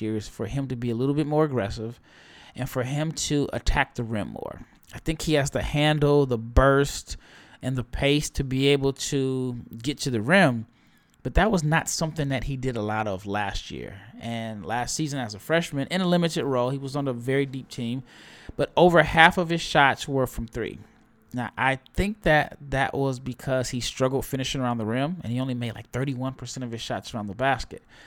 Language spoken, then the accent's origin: English; Omaha, Nebraska, United States; I'm from Omaha.